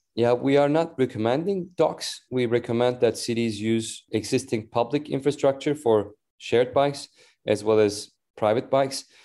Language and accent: English; Istanbul, Turkey; moved away as an adult; also born or lived in San Francisco Bay Area / Washington DC / New York / London; now in Copenhagen, Denmark; I grew up in Istanbul, Turkey.